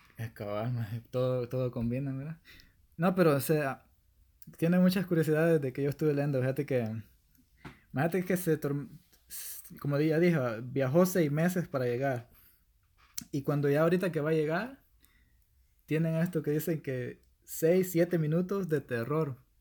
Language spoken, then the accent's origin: Spanish; El Salvador; soy del Salvador